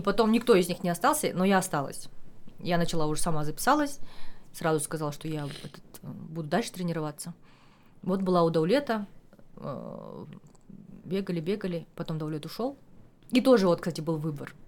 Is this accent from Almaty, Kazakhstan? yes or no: yes; Almaty, Kazakhstan; я алматинка коренная